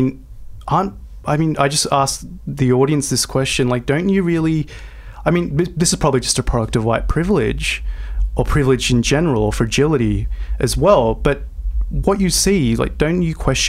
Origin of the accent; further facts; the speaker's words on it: St Marys, New South Wales, Australia; growing up in St. Mary's and in the Southwest in my early phase of life.